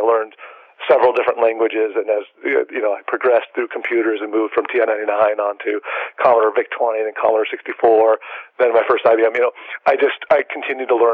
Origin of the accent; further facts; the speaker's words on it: San Diego, California, United States; I grew up in San Diego, born and raised